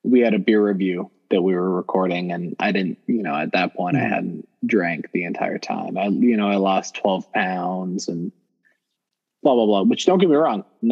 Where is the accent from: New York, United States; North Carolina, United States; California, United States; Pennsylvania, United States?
California, United States; Compton; growing up in Compton